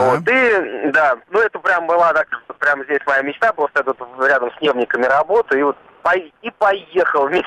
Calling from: Zelenograd, Moscow, Russia; Э, я из Зеленограда, ну, из, из-под Зеленограда

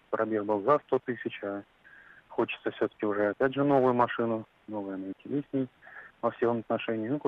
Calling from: Tula Oblast, Russia; А, здравствуйте, я из Тульской области

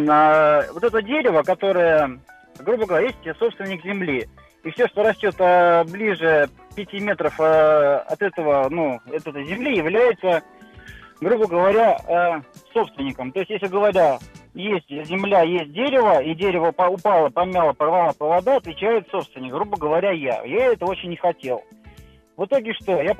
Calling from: Voronezh, Voronezh Oblast, Russia; А история была такая, ну, это, грубо говоря, значит, я, кстати, из Воронежа

